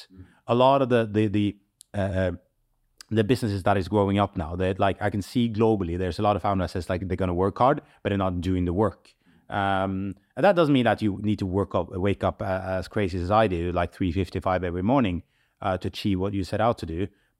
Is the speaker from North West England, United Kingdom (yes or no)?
yes; Manchester, North West England, United Kingdom; we are born and raised in Manchester. We are very proud about that, and we want to build a community, and we want to give back.